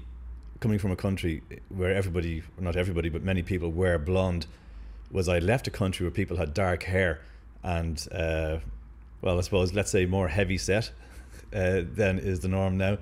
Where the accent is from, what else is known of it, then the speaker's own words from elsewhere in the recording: Dublin, Leinster, Ireland; moved away as an adult; also born or lived in Amsterdam, Netherlands; I grew up in the north side in Finglas, which was basically a working class environment